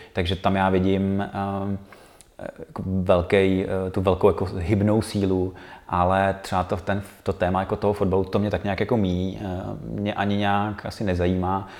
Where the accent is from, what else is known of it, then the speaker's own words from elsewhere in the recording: Karlovy Vary, Karlovy Vary Region, Czechia; moved away as an adult; now in Prague, Czech Republic; Já jsem původem z Karlových Varů a, a tam je, je to jako malý město